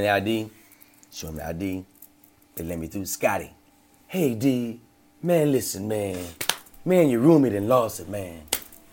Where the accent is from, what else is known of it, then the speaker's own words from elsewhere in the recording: Louisiana, United States; moved away; also born or lived in Los Angeles; I'm from Louisiana